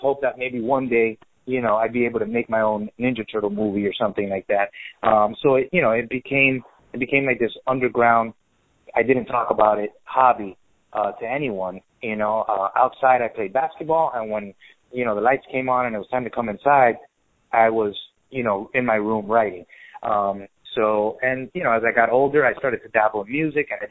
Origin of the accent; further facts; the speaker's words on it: Miami, Florida, United States; also born or lived in Venezuela; I was born in Venezuela, raised by a Cuban mother. So, sure. You know, raised in Miami